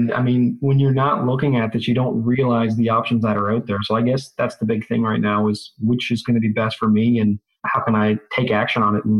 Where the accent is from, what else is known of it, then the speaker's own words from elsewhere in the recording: Newfoundland and Labrador, Canada; I am from Newfoundland, Canada.